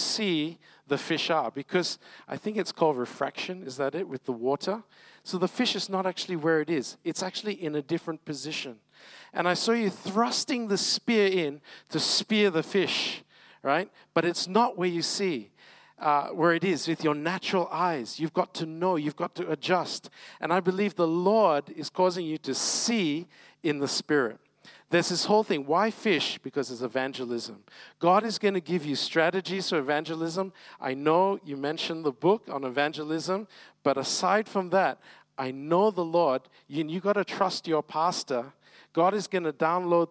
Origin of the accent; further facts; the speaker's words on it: Malacca, Malaysia; moved away; I'm from Malacca originally